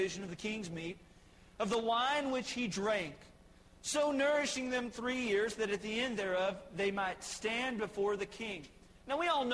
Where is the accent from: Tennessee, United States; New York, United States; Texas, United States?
Texas, United States; Joshua; I grew up right here in Joshua, lived in the same home for all my life